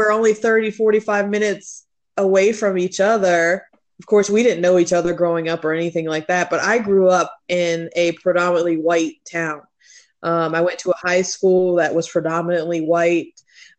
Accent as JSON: {"language": "English", "town": "Fredericksburg", "region": "Virginia", "country": "United States", "tie": "born or raised there", "also_born_or_lived": "Heidelberg, Germany", "said": "we moved from Heidelberg, Germany to here when I was in the second grade. And we landed in Fredericksburg, and I've lived there all of my life"}